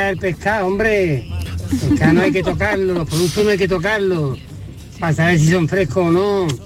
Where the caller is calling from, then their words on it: Granada, Andalusia, Spain; de Granada.